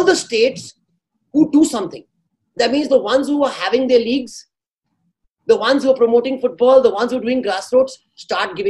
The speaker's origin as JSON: {"language": "English", "country": "India", "said": "I as an Indian"}